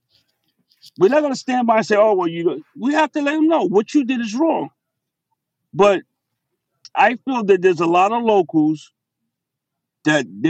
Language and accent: English; New York City, New York, United States; being who I am from Brooklyn